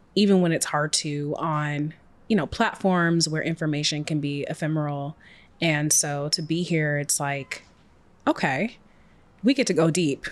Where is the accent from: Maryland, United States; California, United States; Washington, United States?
Washington, United States; Seattle; I was raised in Seattle, single parent